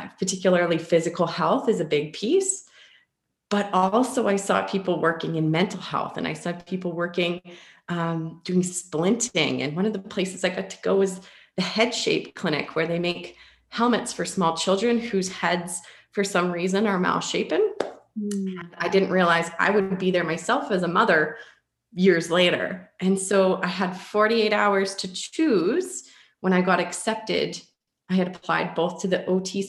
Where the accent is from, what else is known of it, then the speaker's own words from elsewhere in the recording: Ponoka, Alberta, Canada; So I'm from a small town of about 7,000 people called Ponoka in Alberta, Canada. And my family, we were very active as a family growing up